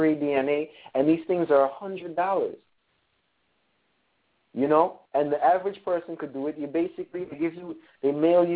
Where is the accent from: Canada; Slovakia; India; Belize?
Belize; Punta Gorda, Toledo District; moved away; I'm from Punta Gorda, Belize